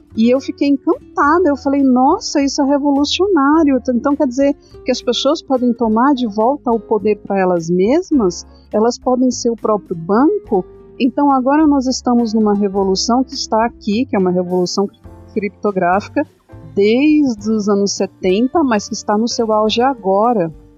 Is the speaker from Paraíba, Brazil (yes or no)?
no; São Paulo, Brazil; eu sou paulista, sou da capital de São Paulo, vim das bordas, das periferias, né? É, nunca morei na favela, mas eu sei toda a aflição que as pessoas passam na periferia. Sempre morei em periferia